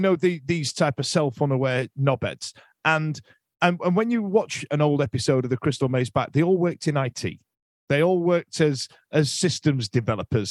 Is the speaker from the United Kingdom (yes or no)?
yes; United Kingdom; us as British men